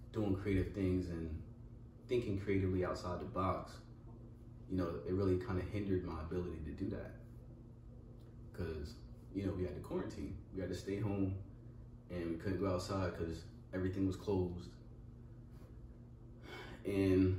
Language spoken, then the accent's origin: English; Pennsylvania, United States; moved away as an adult; also born or lived in Virginia; I moved back up here to PA where I'm from.